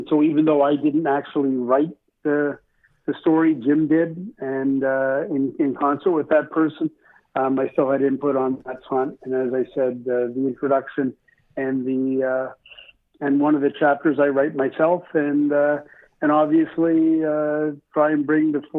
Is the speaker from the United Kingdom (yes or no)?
no; Toronto, Ontario, Canada; I grew up in Scarborough as well.